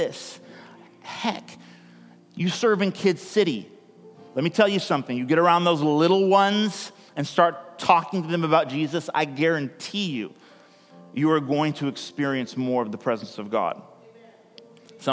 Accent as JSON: {"language": "English", "region": "California", "country": "United States", "also_born_or_lived": "United Kingdom", "moved": "as an adult", "lives_now": "Oregon, United States", "said": "I'm actually from California"}